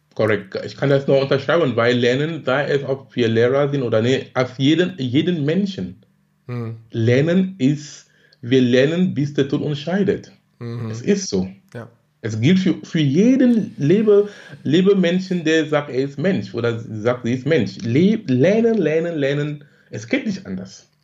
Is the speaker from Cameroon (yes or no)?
yes; Cameroon; moved away as an adult; now in Germany; gebürtig komme ich aus Kamerun, lebe in Deutschland seit fast 20 Jahren. Bin damals wegen Studium gekommen